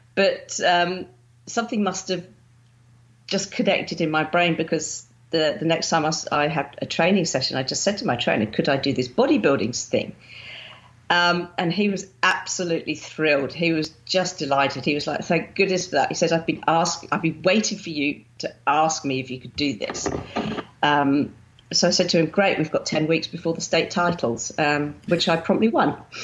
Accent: Winchester, South East England, United Kingdom; moved away as an adult; also born or lived in Romsey; now in Melbourne, Australia; I grew up in Winchester

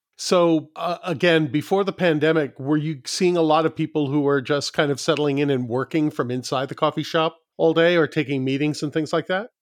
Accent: New York City, New York, United States; moved away; I grew up in New York City

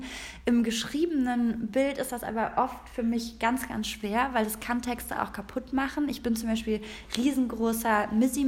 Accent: Rhineland, Germany; now in Berlin, Germany; ich bin aus dem Rheinland, ja, und ich bin mit diesen ganzen Jungs groß geworden

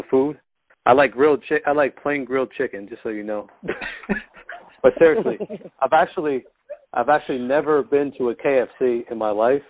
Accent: New York City, New York, United States; I'm from New York City

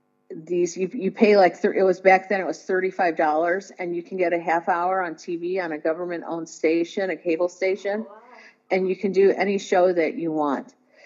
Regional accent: Indiana, United States; now in Los Angeles, United States; And I came to Los Angeles from Indiana to do that.

